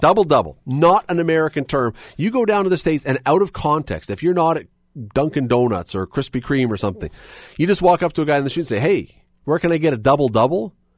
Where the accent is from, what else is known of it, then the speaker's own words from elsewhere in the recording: Toronto, Ontario, Canada; now in Hamilton, Canada; I grew up in Toronto. I, when I was a kid, I lived in Toronto